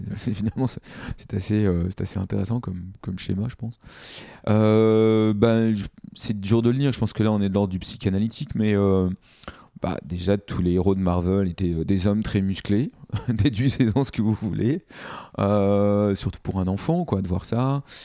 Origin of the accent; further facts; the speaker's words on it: Paris, Île-de-France, France; je suis né à, Paris, euh, dans le 12e arrondissement